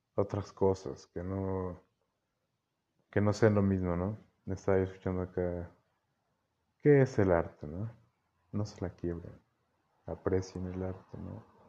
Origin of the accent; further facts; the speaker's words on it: Mexico; soy mexicano